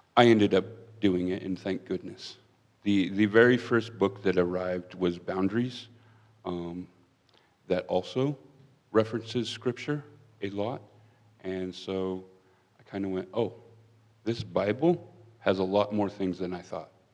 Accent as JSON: {"language": "English", "region": "Pennsylvania", "country": "United States", "moved": "as an adult", "lives_now": "Wyoming, United States", "said": "I'm originally from Pennsylvania."}